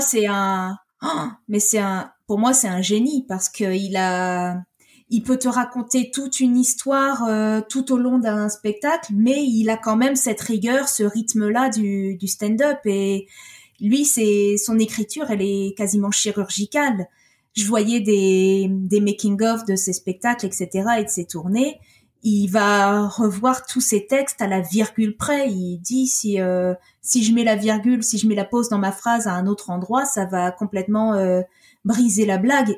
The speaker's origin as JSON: {"language": "French", "country": "France", "said": "je suis française, mais je suis frontalière"}